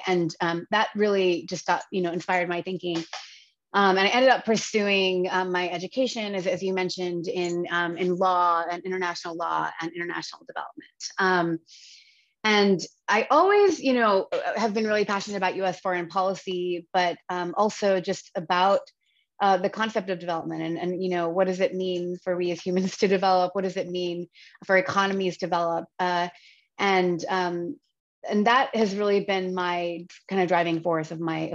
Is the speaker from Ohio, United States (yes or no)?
no; Virginia, United States; moved away; I was born and raised in the United States. I grew up in Virginia